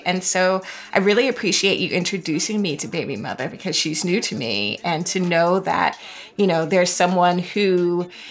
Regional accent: Florida, United States; I'm from Florida.

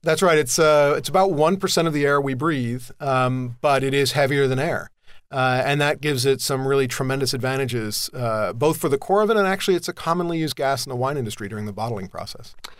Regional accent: Southern California, United States; I grew up in Southern California

